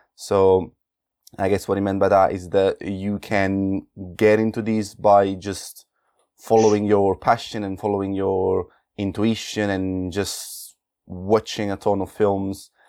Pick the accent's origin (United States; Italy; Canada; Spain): Italy; Naples, Campania; moved away; coming from Naples in southern Italy